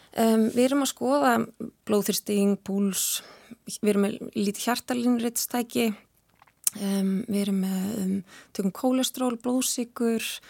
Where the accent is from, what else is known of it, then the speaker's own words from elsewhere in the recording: Garðabær, Capital Region, Iceland; moved away as an adult; now in Akranes, Iceland; ég er úr Garðabæi